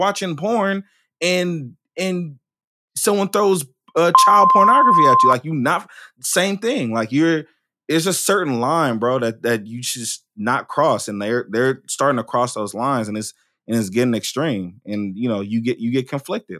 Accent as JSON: {"language": "English", "town": "Oakland", "region": "California", "country": "United States", "said": "I'm from Oakland, right? And I could have been any statistic that came out of Oakland"}